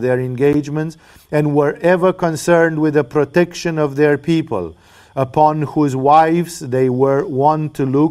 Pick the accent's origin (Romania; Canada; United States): Romania; now in Thailand; I come from Romania